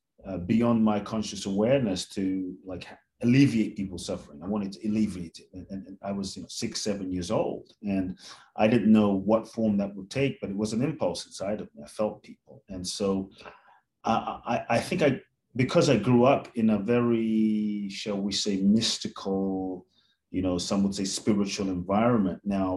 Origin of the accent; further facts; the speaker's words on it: London, United Kingdom; now in Mexico; I was born in Ghana, West Africa. My father's from Ghana, my mother's Japanese. I grew up in London, the US, now partly Mexico also.